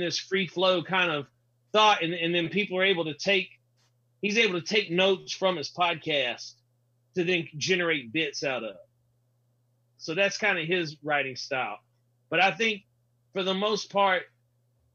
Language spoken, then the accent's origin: English; the South, United States; I grew up in the South